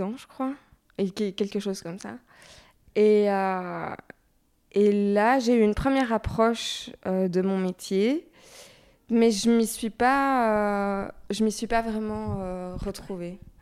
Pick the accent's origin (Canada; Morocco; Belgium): Belgium; Brussels, Brussels-Capital Region; also born or lived in Paris; je viens de Bruxelles